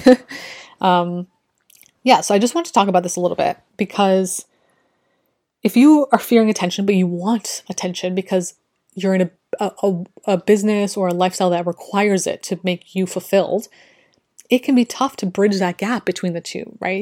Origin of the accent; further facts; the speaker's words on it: Canada; I'm from Canada